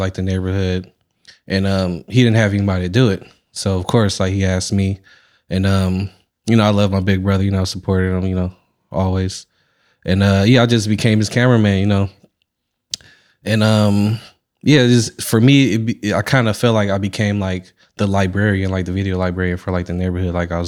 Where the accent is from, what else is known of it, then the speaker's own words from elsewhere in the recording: San Francisco, California, United States; I was born in the Bayview, and then like when I turned like 7, 8, I moved into Diamond Heights.